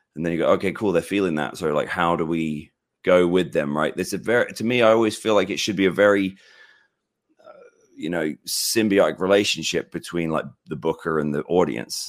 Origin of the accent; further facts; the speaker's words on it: United Kingdom; I'm British